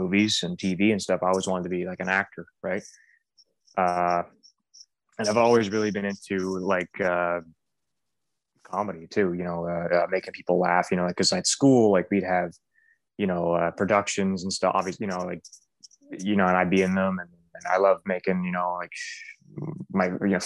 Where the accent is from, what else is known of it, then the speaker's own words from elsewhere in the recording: Blackville, New Brunswick, Canada; I grew up in Blackville, New Brunswick, Canada